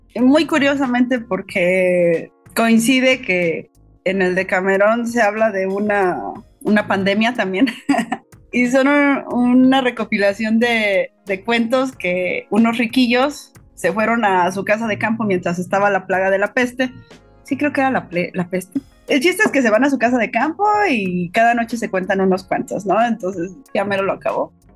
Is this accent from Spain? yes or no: no; Pachuca, Hidalgo, Mexico; now in Mexico City, Mexico; yo soy originaria de Pachuca Hidalgo